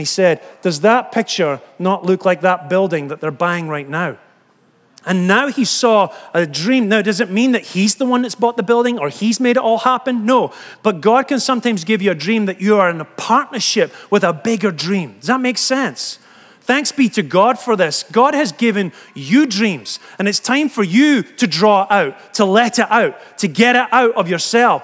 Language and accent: English; Scotland, United Kingdom; moved away; I'm from Scotland